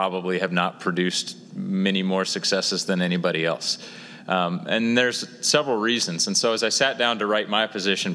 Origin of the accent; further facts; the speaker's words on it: Lawrence, Kansas, United States; I grew up in Lawrence. I went to KU